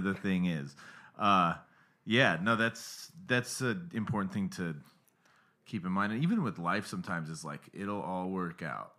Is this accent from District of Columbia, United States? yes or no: no; Pinetop, Arizona, United States; moved away as an adult; also born or lived in Salt Lake City, Utah; Pine Top," which is the name of the town I'm from. It's, like, three hours from Phoenix